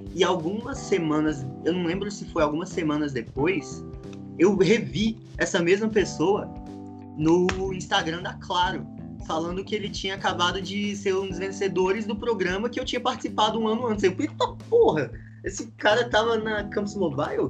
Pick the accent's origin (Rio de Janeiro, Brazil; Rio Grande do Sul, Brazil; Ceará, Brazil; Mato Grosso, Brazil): Rio de Janeiro, Brazil; moved away; also born or lived in Goiânia; eu nasci no Rio